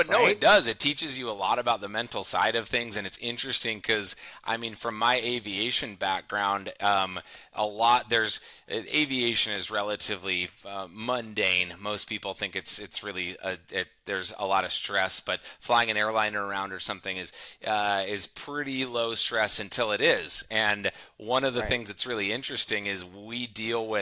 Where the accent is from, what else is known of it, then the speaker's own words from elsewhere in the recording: San Luis Obispo, California, United States; also born or lived in Fresno, California; Central Coast of California, San Luis Obispo area. I pretty much grew up here. My folks moved up here when I was one